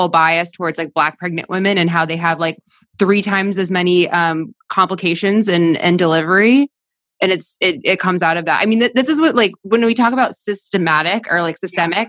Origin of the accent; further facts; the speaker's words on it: South Florida, United States; moved away as an adult; also born or lived in New York; I grew up in South Florida.